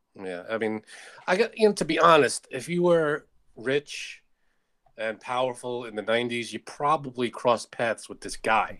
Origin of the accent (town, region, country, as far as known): United States